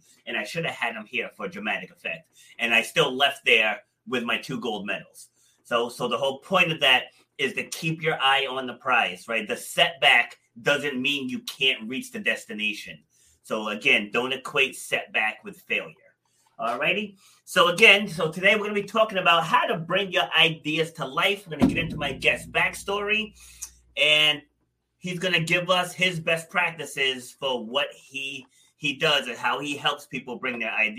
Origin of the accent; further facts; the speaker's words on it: Rhode Island, United States; also born or lived in Far Rockaway, Queens, New York; I was born there, but I was raised up here in Rhode Island.